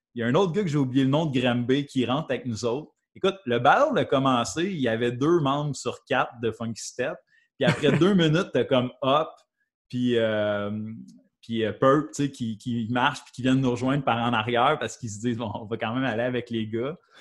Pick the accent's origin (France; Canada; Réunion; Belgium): Canada; Valcourt, Quebec; now in Sherbrooke, Canada; moi, je viens de Valcourt, je viens pas de Sherbrooke. Je viens de Valcourt